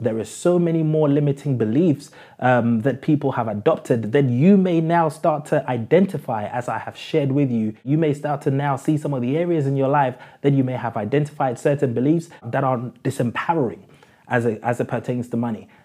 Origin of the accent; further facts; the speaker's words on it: London, United Kingdom; When I was growing up in South London